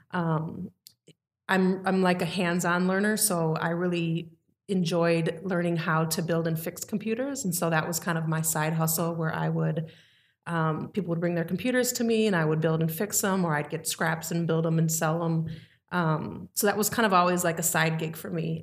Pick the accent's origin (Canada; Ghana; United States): United States; Mequon, Wisconsin; I grew up in Mequon, a very dominant white community